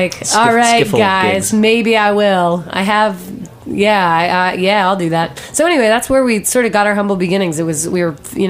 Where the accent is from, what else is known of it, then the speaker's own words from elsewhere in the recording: Delaware, United States; I grew up in Delaware.